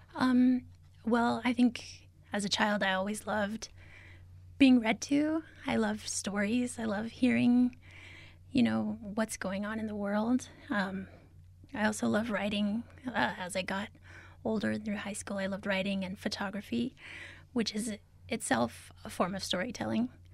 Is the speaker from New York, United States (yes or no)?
no; Albuquerque, New Mexico, United States; also born or lived in Zuni Pueblo / Isleta Pueblo; I am from, uh, Zuni Pueblo, as well as Isleta Pueblo. Um, I grew up here in Albuquerque, though